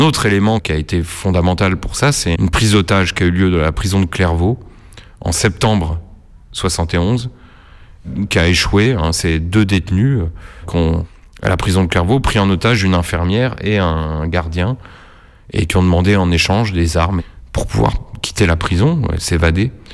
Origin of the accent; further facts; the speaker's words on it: Nancy, Grand Est, France; j'ai grandi à Nancy